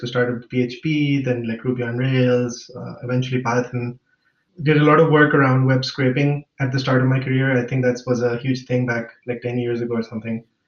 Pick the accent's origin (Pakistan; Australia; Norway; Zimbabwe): Pakistan; Lahore, Punjab; moved away as an adult; now in Munich, Germany; I grew up in Lahore, Pakistan